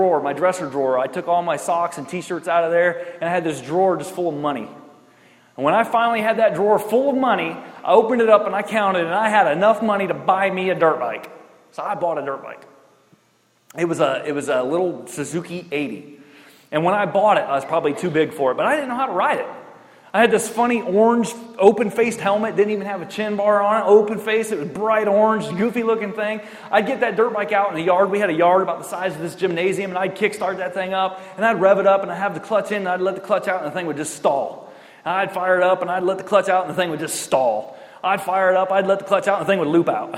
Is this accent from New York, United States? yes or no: yes; Richburg, New York, United States; The best part of growing up in Richburg, New York, was that we had woods and we had hills